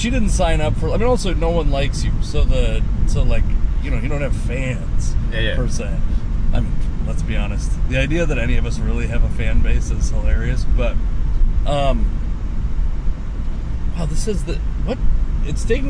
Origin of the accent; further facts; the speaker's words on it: Fife, Washington, United States; I grew up in Fife